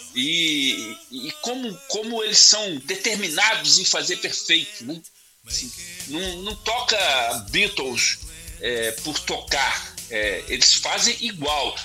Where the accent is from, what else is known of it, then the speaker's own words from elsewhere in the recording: Rio de Janeiro, Brazil; now in Vitória, Brazil; Eu, eu nasci no Rio de Janeiro e vim para Vitória. Quando eu nasci, quando eu era moleque no Rio de Janeiro